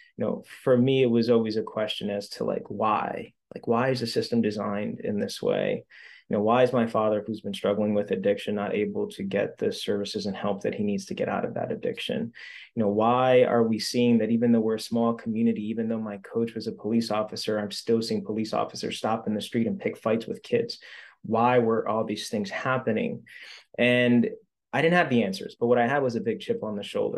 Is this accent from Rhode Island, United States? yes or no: yes; Central Falls, Rhode Island, United States; I grew up in Central Falls